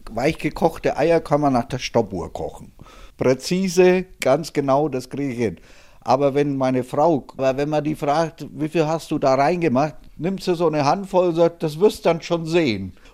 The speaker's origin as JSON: {"language": "German", "region": "Bavaria", "country": "Germany", "tie": "born there", "moved": "yes", "lives_now": "Schleswig-Holstein, Germany", "said": "bin geborener Mittelfranke. Aber ich bin seit 1974 in Schleswig-Holstein."}